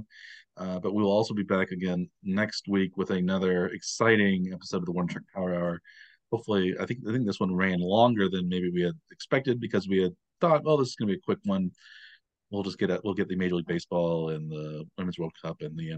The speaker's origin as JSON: {"language": "English", "town": "Kansas City", "country": "United States", "also_born_or_lived": "Arkansas / Pennsylvania", "said": "Being from Kansas City"}